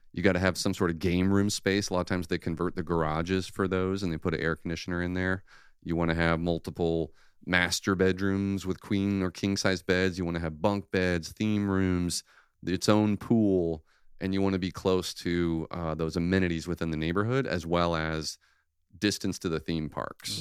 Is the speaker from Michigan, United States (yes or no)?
yes; Michigan, United States; now in Orlando, United States; I grew up in Michigan